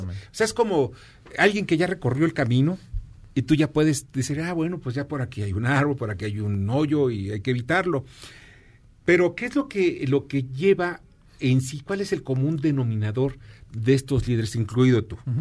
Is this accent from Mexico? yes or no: yes; Mexico; also born or lived in Mexico City; como mexicano